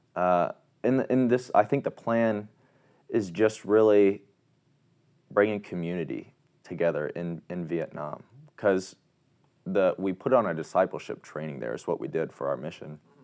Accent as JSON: {"language": "English", "town": "Wabash", "region": "Indiana", "country": "United States", "said": "I'm from Wabash, Indiana"}